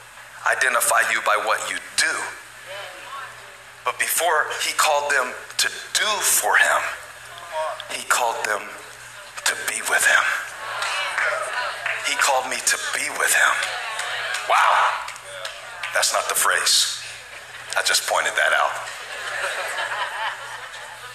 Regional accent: Moncks Corner, South Carolina, United States; accent: southern; I grew up in Monk's Corner, South Carolina

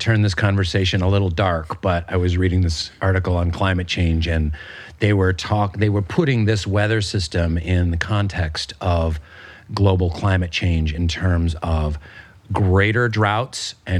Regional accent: Pacific Northwest, United States; I was saying to my wife, because we're both from the Pacific Northwest, it feels like the Olympic Peninsula.

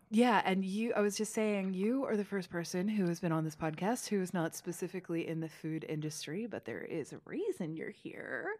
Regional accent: Kentucky, United States; moved away; I grew up in Kentucky

